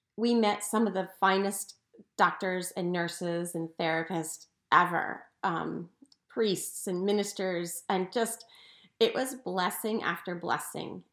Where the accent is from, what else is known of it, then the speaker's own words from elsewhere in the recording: outside Philadelphia, Pennsylvania, United States; I grew up outside Philadelphia